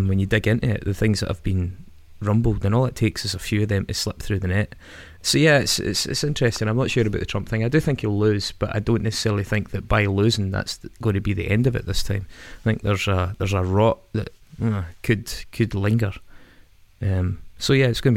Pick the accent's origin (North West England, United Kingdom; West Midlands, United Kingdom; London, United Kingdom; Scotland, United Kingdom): Scotland, United Kingdom; Stirling; I come from Stirling